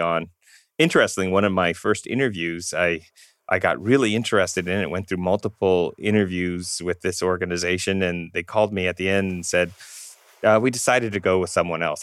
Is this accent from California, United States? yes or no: yes; Southern California, United States; also born or lived in Iowa City, Iowa; growing up in Southern California